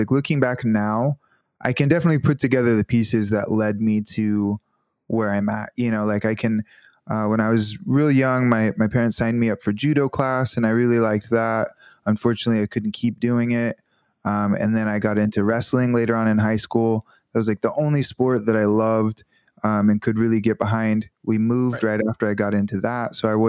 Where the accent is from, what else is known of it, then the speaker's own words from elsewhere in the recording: the South, United States; You know, I'm from the South and people are much more polite to your face, and then they'll say something behind your back, you know.